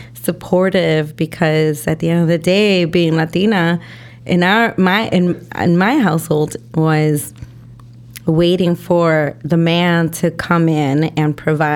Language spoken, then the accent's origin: English; Chicago, Illinois, United States; my parents are Mexican, okay. You know, so I'm Mexican American. I was born and raised here in Chicago, raised in Logan Square, and a lot of my time I spent in Humboldt Park as well.